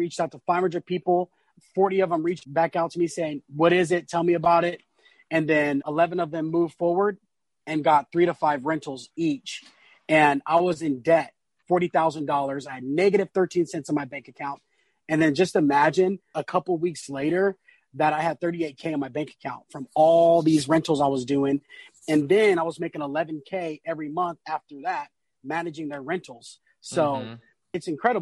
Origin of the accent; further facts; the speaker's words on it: San Diego, California, United States; born and raised in North Park, San Diego